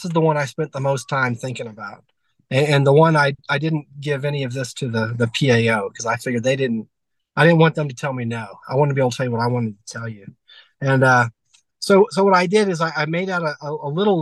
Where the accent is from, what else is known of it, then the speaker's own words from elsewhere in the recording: Georgia, United States; I'm from Georgia